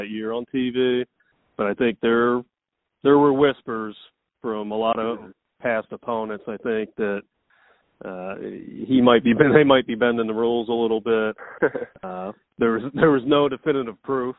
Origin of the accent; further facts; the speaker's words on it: West Chester, Pennsylvania, United States; moved away as an adult; also born or lived in State College, Pennsylvania; now in Williamsport, United States; I'm not from the area. I grew up down near Westchester, Pennsylvania, about 3 hours from here